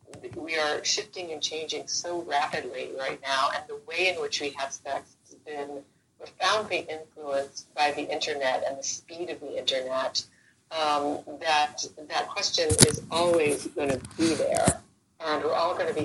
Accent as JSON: {"language": "English", "area": "Central East Coast", "region": "Florida", "country": "United States", "tie": "born or raised there", "moved": "yes", "lives_now": "Los Angeles, United States", "said": "I'm originally from Florida. The Central East Coast, where the rockets used to go off into space"}